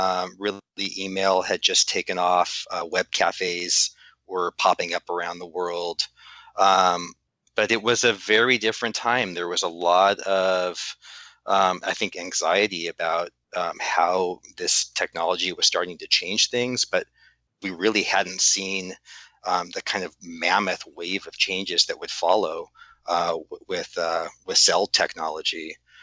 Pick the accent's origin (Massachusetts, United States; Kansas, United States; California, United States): California, United States; Los Angeles; I have been, yes, growing up in Los Angeles several times.